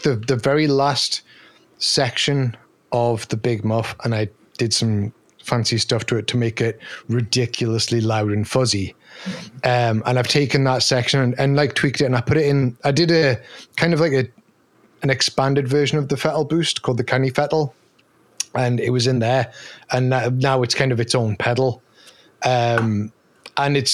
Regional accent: Newcastle upon Tyne, North East England, United Kingdom; accent: Geordie; So I am from Newcastle, which is in the northeast of England

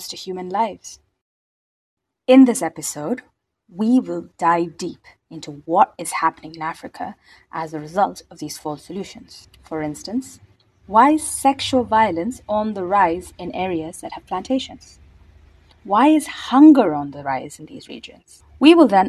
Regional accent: India; I'm from India.

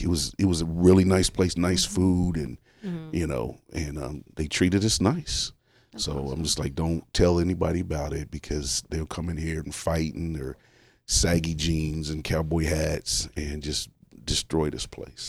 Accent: Richmond, Indiana, United States; I was like that for a long time because I'm from Richmond, Indiana. Mm-hmm. We had really bad racial issues.

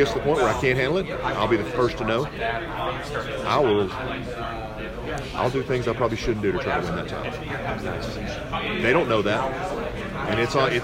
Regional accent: Pine Bluff, Arkansas, United States; Growing up in Pine Bluff, Arkansas, in the South

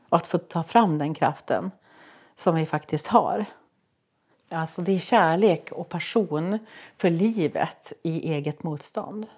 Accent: Sollefteå, Västernorrland County, Sweden; jag är från Sollefteå

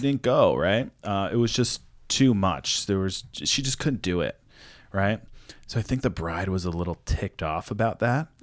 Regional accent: East Coast, United States; moved away; also born or lived in New York; I'm from the East Coast

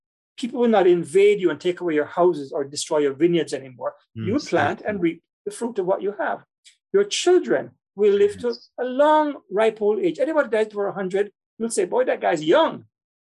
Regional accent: Kingston, Jamaica; I grew up in Jamaica, in Kingston, Jamaica

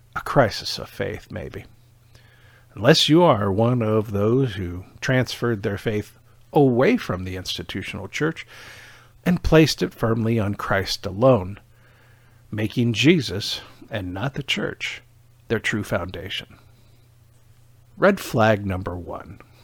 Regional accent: Michigan, United States; moved away as an adult; also born or lived in Iowa; now in Overland Park, Kansas, United States; I was originally from Michigan

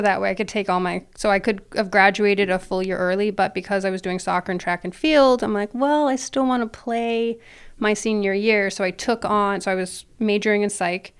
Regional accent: Ontario, Canada; moved away as an adult; also born or lived in Toronto area, Ontario / Thunder Bay, Ontario / England; now in United States; I am Canadian, born and raised

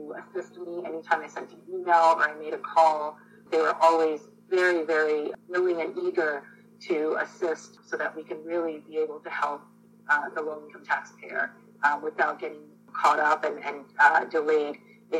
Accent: Florida, United States; also born or lived in Jaffna, Sri Lanka / California; We moved to Florida to a small farming town

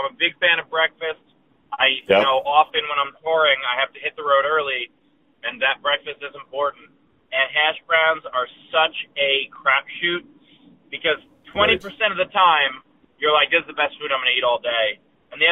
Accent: New York City, New York, United States; I grew up in Queens.

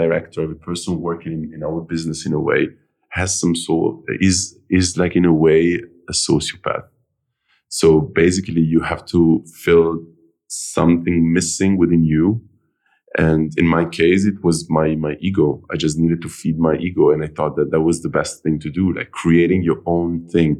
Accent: Milan, Lombardy, Italy; moved away; I was born in Milan, but my family is from all over the place.

